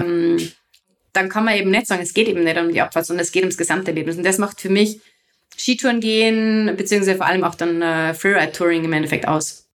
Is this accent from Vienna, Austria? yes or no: no; Salzburg, Austria; bei uns in Salzburg